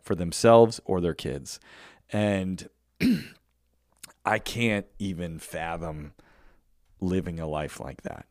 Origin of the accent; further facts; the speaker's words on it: United States; I am glad that I was born in America because I could have been born in a million other places on this earth, but I was born in America